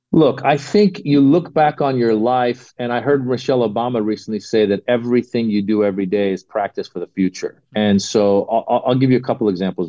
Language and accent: English; Northern California, United States; I grew up in Northern California